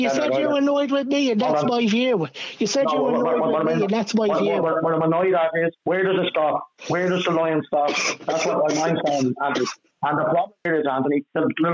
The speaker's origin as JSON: {"language": "English", "country": "Ireland", "said": "as Irish people"}